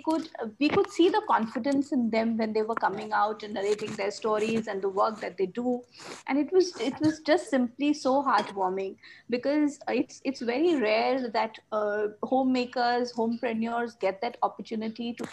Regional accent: Kolkata, West Bengal, India; I'm from Kolkata, India.

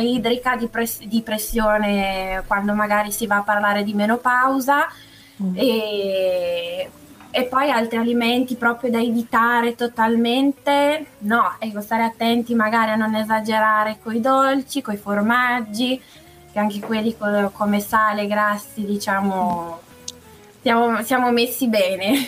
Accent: Gorgonzola, Lombardy, Italy; moved away as an adult; now in Milan, Italy; Sì, da un sì, paio d'anni vivo a Milano in realtà, però... Ah però sono nata e cresciuta a Gorgonzola.

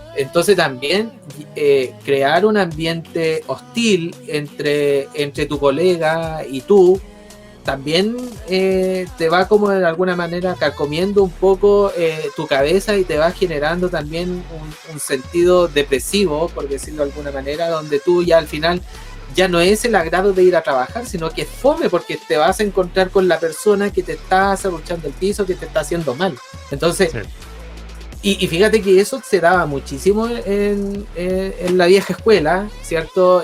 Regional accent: Concepción, Biobío, Chile; nosotros somos la voz de Conce

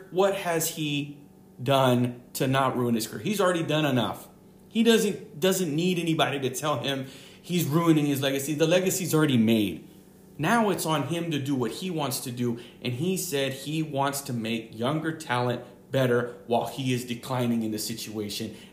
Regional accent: Michigan, United States; now in Massachusetts, United States; I've lived in Massachusetts for how long ever, 20 years of my life. I was born and raised in Michigan area.

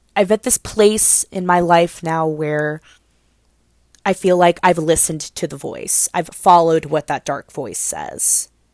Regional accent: Cincinnati, Ohio, United States; I was born in Cincinnati, Ohio. I was raised in Cincinnati, Ohio. That's where I live today

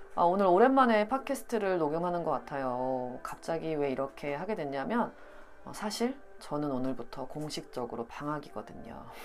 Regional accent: South Korea; 제가 한국 사람이라서

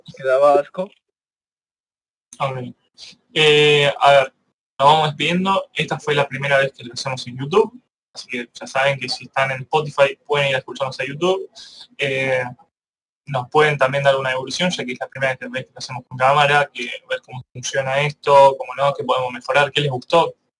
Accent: Argentina; Nosotros somos argentinos

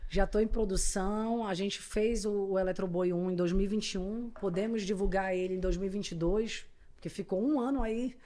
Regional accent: Manaus, Amazonas, Brazil; accent: caboquês; also born or lived in São Paulo; eu morei a vida inteira em Manaus

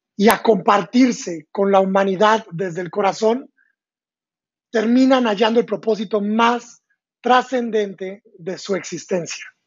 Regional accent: San Luis Potosí, Mexico; moved away as an adult; also born or lived in London; Yo nací en San Luis Potosí, México, hace 30 años

